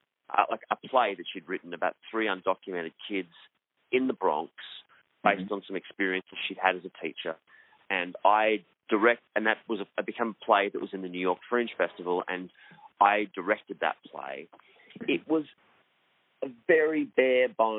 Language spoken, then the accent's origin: English; Melbourne, Victoria, Australia; also born or lived in Sydney; I was born in Melbourne. In Australia